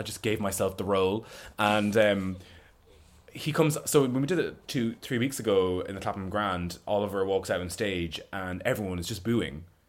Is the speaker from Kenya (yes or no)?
no; Roscommon, Connacht, Ireland; born or raised there; now in London, United Kingdom